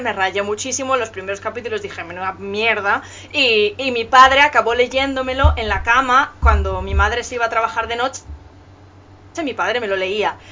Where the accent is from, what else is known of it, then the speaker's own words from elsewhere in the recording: Galicia, Spain; yo soy de Galicia